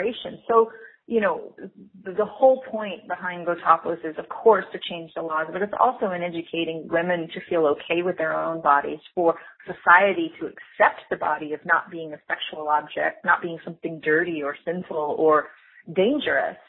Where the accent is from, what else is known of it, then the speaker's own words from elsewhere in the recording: United States; I'm American, but I have this kind of influence of a different culture